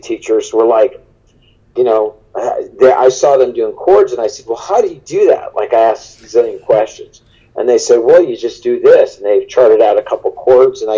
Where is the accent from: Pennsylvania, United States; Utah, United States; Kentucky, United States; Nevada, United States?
Nevada, United States; Las Vegas; now in Nashville, United States; I'm from Vegas